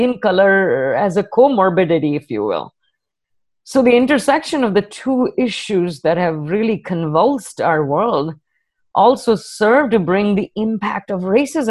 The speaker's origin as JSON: {"language": "English", "country": "India", "moved": "yes", "said": "an Indian woman with an accent"}